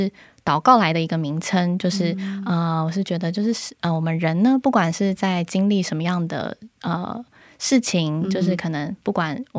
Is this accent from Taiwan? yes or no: yes; Taiwan; now in South Korea; 呃，原本在台湾是做体育记者，那是采访棒球为主。现在呢，就是来到韩国